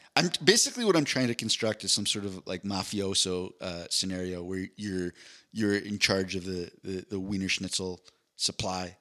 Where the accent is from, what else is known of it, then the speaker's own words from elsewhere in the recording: East Coast, United States; I'm from the East Coast